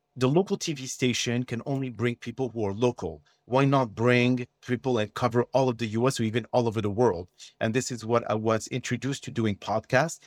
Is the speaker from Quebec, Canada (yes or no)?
yes; Montreal, Quebec, Canada; accent: French; English is a second language; moved away as an adult; also born or lived in Texas / Washington, D.C.; originally I am from Montreal, Canada, okay? So I speak French and, uh, if anyone here noticed my accent, you know where it's coming from